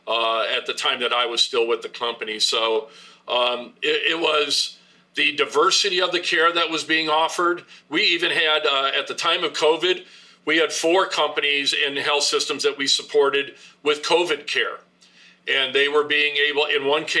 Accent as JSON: {"language": "English", "region": "northern Indiana", "country": "United States", "tie": "born or raised there", "said": "my hometown area in northern Indiana"}